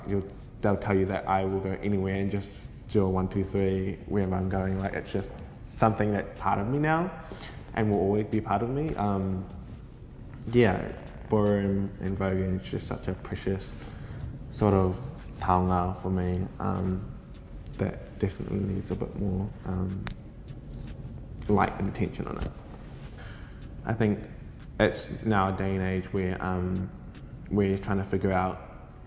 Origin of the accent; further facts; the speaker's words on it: Kaikohe, Northland, New Zealand; I grew up mostly in Kaikohe